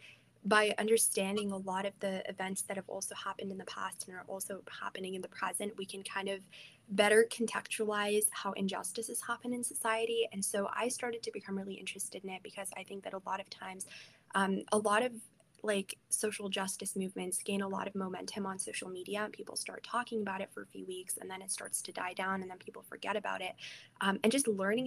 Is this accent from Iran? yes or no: yes; Iran; moved away; I am like originally from Iran